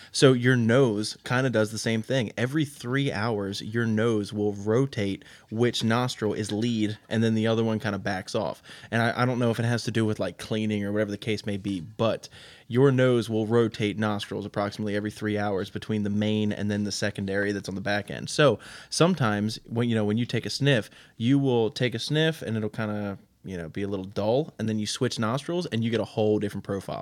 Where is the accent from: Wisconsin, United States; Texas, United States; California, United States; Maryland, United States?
Maryland, United States; Baltimore County; moved away as an adult; also born or lived in Pennsylvania; now in West Virginia, United States; I am a Baltimore County, Maryland, born and raised up in the middle of the nowhere